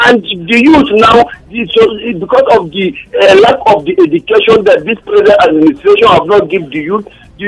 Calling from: Titi and T Junction, Nigeria; I'm calling from Titi and T Junction.

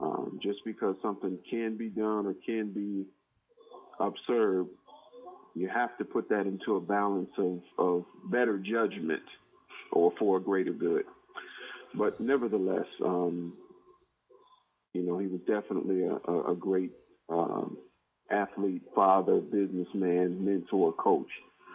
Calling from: Georgia, United States; All right, this is … from Georgia.

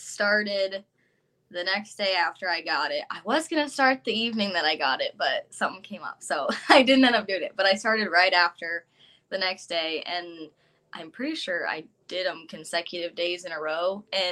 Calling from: Iowa, United States

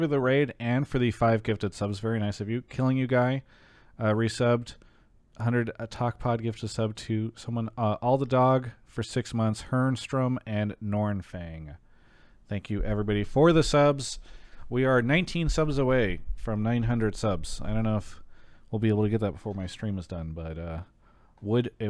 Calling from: São Paulo, Brazil; I'm calling from Sao Paulo, Brazil.

